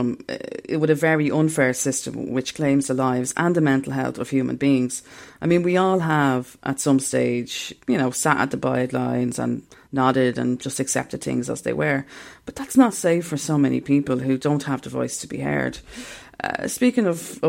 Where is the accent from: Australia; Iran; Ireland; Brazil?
Ireland; as Irish people